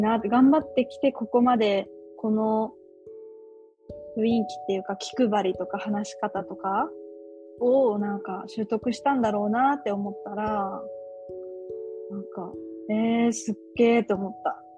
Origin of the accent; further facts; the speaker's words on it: Japan; moved away as an adult; now in Malaysia; 日本だよって言うと